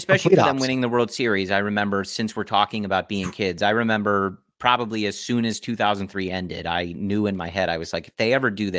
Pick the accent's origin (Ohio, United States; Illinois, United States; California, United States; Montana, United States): Illinois, United States; Chicago; growing up in Chicago.